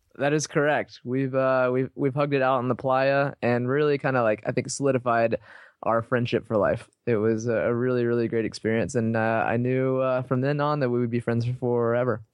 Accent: Texas, United States; I grew up in Texas

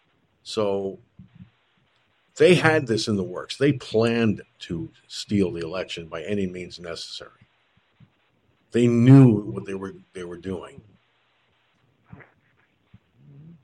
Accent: George Pataki's hometown, New York, United States; moved away; he was from my hometown

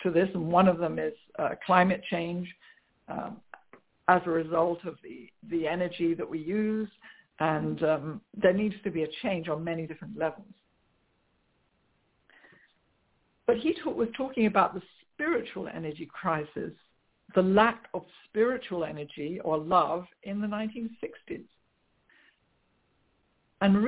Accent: England, United Kingdom; moved away as an adult; also born or lived in London; now in United States; I grew up in England where I must say that religion is not such doesn't play such a prominent part with the majority of people as it does in the USA, where I now live

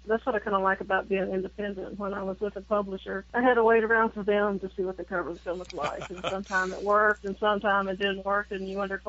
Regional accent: Tennessee, United States; I was born in Tennessee, and I'm still here.

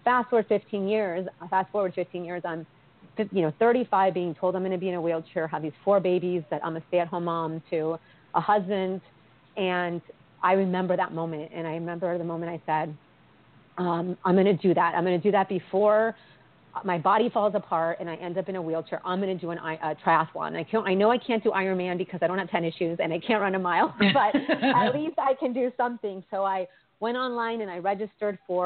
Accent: East Coast, Virginia, United States; also born or lived in Washington, D.C.; I'm from the East Coast. My parents are Colombian and immigrated to Northern Virginia. I went to college in D.C.

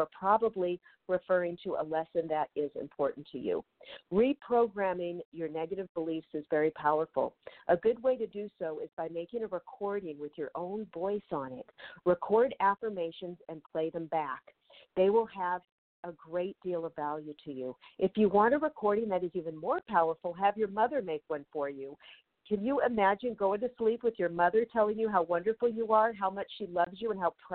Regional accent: Federal Way, Washington, United States; now in Los Angeles, United States; my hometown, Federal Way, Washington

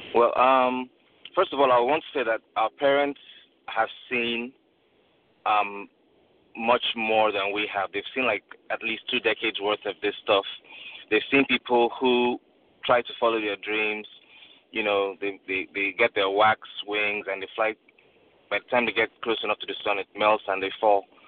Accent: Nigeria; now in United States; I grew up in Nigeria

